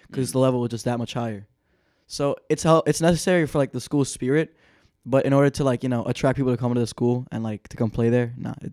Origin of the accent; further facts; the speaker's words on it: New York City, New York, United States; I was born in Brooklyn.